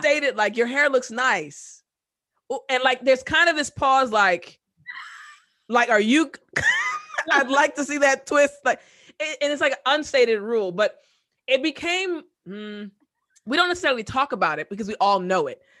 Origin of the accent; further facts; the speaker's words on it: United States; also born or lived in South Korea; I'm an American